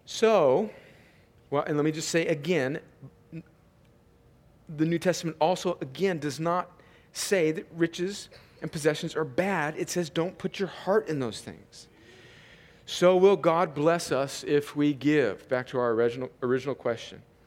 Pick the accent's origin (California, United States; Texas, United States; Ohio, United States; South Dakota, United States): California, United States; Southern; I grew up in a in Southern California where there was just crops everywhere